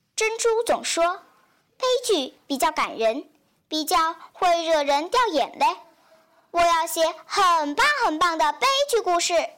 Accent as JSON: {"language": "Chinese", "town": "Liuzhou", "region": "Guangxi", "country": "China", "said": "来自广西柳州"}